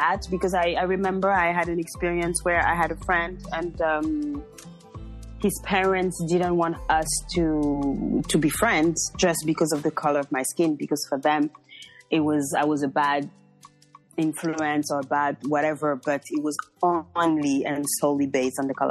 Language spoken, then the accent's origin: English; Beauvais, Hauts-de-France, France; also born or lived in Paris, France / Montreal, Canada; I was born in France. I was born in a small town called Beauvais.